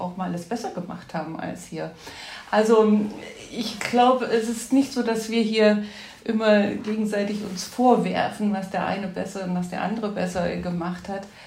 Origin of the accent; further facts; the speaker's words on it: Ore Mountains, Saxony, Germany; moved away as an adult; also born or lived in Berlin; now in Düsseldorf, Germany; ich bin in Ostdeutschland geboren, im Erzgebirge groß geworden und habe meine schulische Ausbildung im Sachsenland gemacht